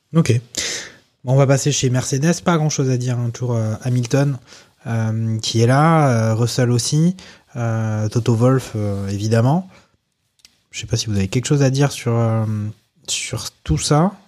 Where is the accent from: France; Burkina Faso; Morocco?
France; en tant que Français